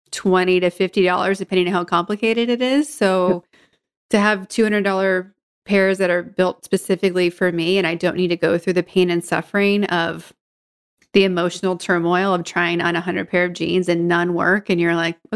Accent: Auburn, Maine, United States; also born or lived in San Francisco Bay Area, California; now in Berkeley, United States; I grew up in Auburn, Maine, just off mm-hmm. the 95.

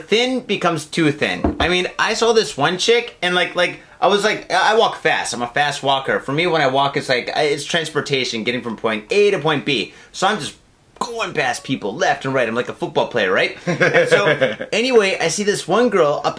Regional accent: Michigan, United States; now in Japan; I am from Michigan

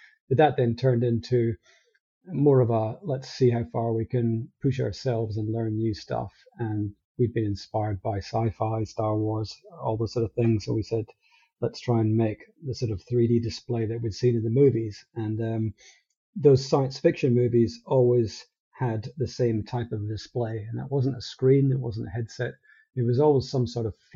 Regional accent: Elgin, Scotland, United Kingdom; moved away as an adult; also born or lived in Paisley, Scotland; now in Adelaide, Australia; I grew up here, spent my first part of my life in the north of Scotland in Elgin

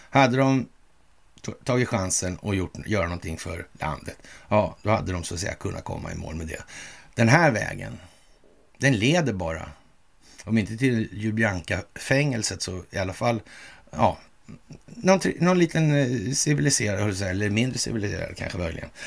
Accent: Russia; Jag, jag, känner att jag är släkt med massmördare för jag är ryss.

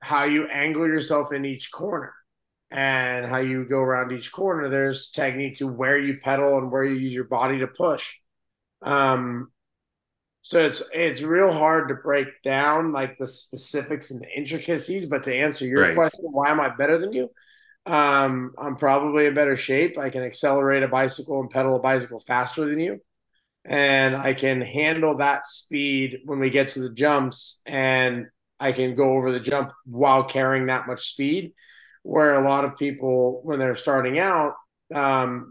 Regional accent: Las Vegas, Nevada, United States; I grew up in Vegas

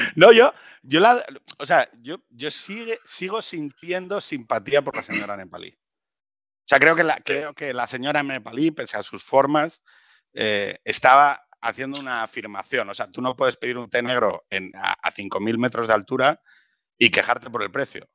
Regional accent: Gijón, Asturias, Spain; los dos somos de Gijón

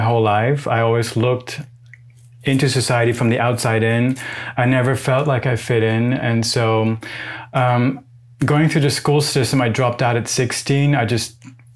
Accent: Netherlands; moved away as an adult; now in Los Angeles, United States; I'm from the Netherlands.

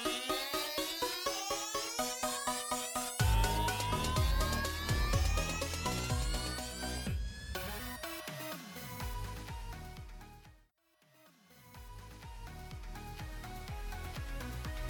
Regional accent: Adelaide, South Australia, Australia; now in United Kingdom; I'm also from Adelaide

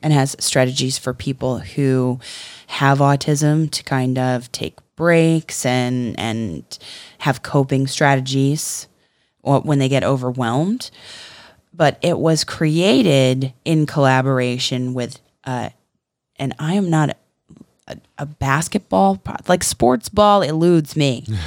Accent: Florida, United States; we're from Florida

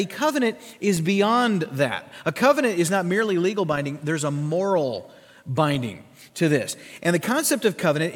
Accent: Sioux Falls, South Dakota, United States; my hometown of Sioux Falls, South Dakota

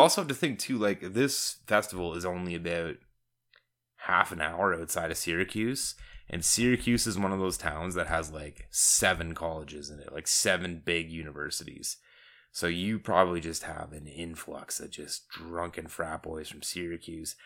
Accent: Southern Ontario, Canada; we are from Southern Ontario

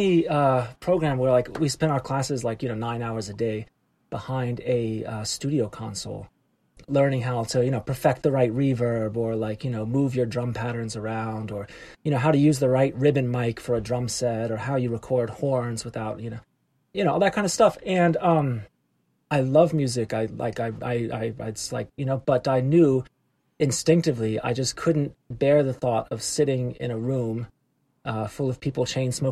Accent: Atlanta, Georgia, United States; moved away as an adult; also born or lived in New York; I'm from Atlanta. I grew up in Atlanta, in the city.

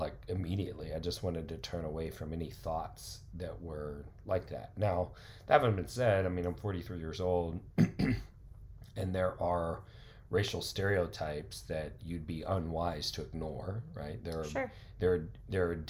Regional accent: Carrollton, Texas, United States; also born or lived in The Colony, Texas; I grew up in Carrollton in the colony

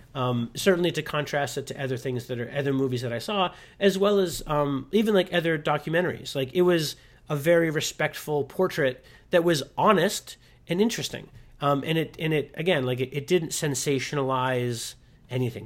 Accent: Pittsburgh, Pennsylvania, United States; I grew up near Pittsburgh, so, like, Mister Rogers' neighborhood

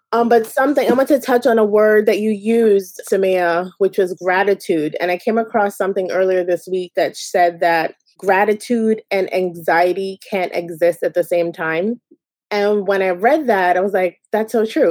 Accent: Jamaica; I'm Jamaican

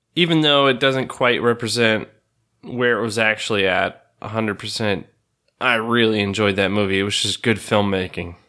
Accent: the West, Arizona, United States; I grew up in the West and it's somewhat close to kinda where I grew up

